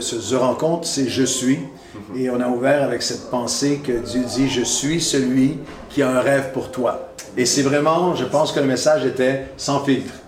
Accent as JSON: {"language": "French", "region": "Quebec", "country": "Canada", "accent": "québécois", "said": "mon accent euh, québécois"}